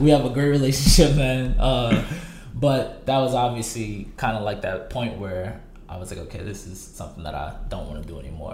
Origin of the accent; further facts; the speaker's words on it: New Orleans, Louisiana, United States; also born or lived in Portsmouth, Virginia; Moved back here, and so ever since then I've been here, and so I claim New Orleans as my home